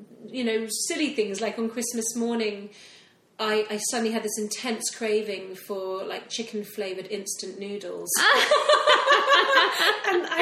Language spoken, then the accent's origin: English; Hong Kong; moved away; I grew up in Hong Kong.